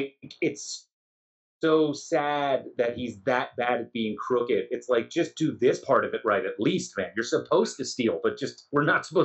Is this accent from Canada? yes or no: yes; Nova Scotia, Canada; I'm from Nova Scotia.